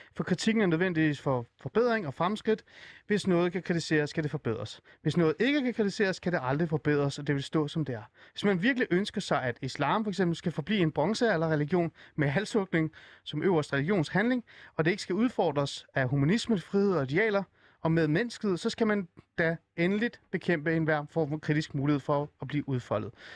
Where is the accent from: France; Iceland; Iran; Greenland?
Iran; now in Denmark; jeg kommer oprindeligt fra Iran